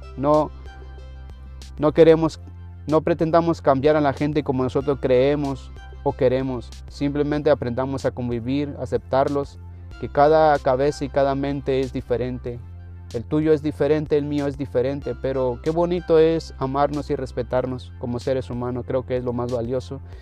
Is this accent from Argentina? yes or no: no; Mexico; moved away; Yo vengo de México